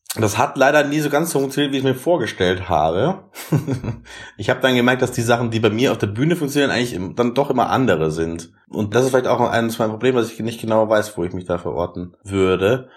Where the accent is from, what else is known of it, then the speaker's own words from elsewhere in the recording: Germany; ich bin da in erster Linie erstmal nur der Deutsche